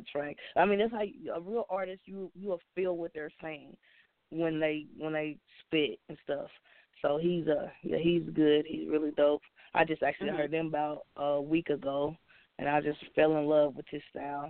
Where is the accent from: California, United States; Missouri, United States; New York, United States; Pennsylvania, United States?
Missouri, United States; Kansas City; I'm from Kansas City, Missouri